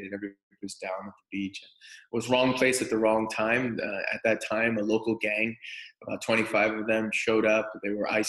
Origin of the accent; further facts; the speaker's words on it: Toronto, Ontario, Canada; moved away as an adult; now in California, United States; So I'm from Toronto, Canada